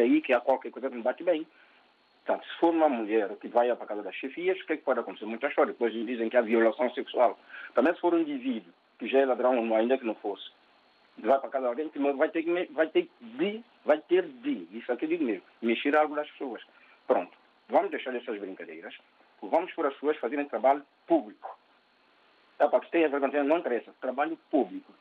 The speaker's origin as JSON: {"language": "Portuguese", "country": "São Tomé & Príncipe", "moved": "as an adult", "lives_now": "Portugal", "said": "Vim de São Tomé, com 33 anos"}